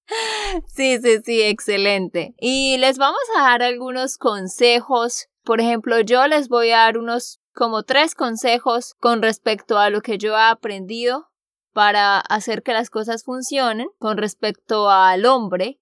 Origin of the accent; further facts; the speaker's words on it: Santander, Colombia; now in United States; de Santander, Colombia.